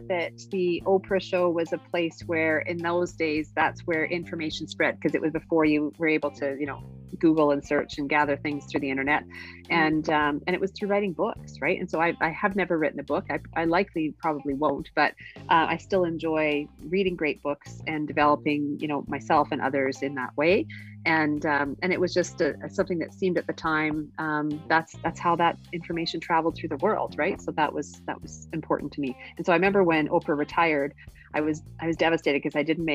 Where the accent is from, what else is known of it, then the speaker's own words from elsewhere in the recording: Regina, Saskatchewan, Canada; moved away as an adult; now in Calgary, Canada; I was born and raised in Regina, Saskatchewan.